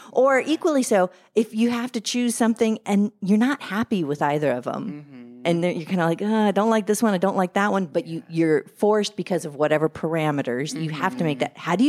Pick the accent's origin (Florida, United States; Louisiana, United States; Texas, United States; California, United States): Louisiana, United States; I'm from Louisiana.